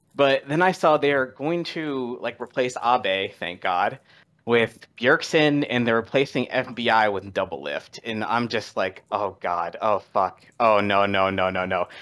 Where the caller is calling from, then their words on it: Washington, District of Columbia, United States; calling from, uh, Washington D C